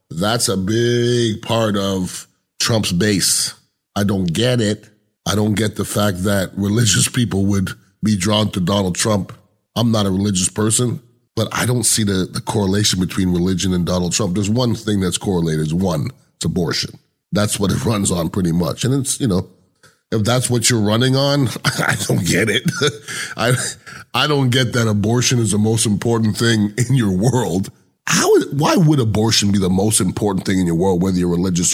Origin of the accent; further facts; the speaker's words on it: United States; we're, as American intelligent people